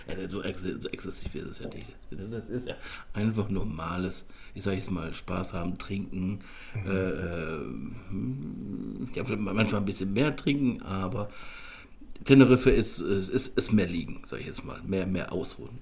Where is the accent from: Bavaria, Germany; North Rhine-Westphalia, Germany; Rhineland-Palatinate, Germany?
North Rhine-Westphalia, Germany; Cologne; bin ja auch Kölscher Jung